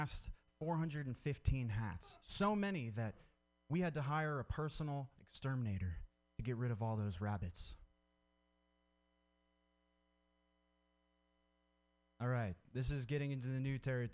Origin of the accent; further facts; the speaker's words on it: Vermont, United States; I grew up in Vermont